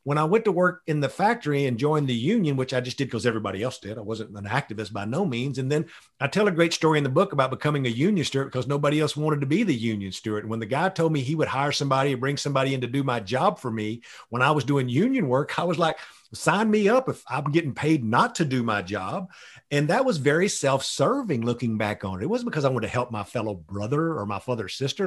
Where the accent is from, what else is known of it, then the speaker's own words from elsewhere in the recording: Tyler, Texas, United States; moved away; I grew up in the piney woods of East Texas. The nearest city was Tyler, Texas.